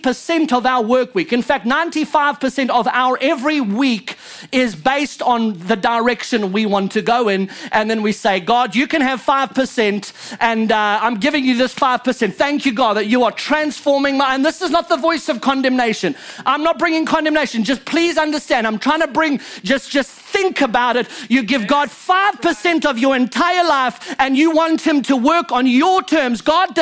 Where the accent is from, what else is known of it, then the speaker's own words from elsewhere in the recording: Louisiana, United States; You know, I'm just a Cajun that just made it a whole lot later than all y'all. but I do speak French legit.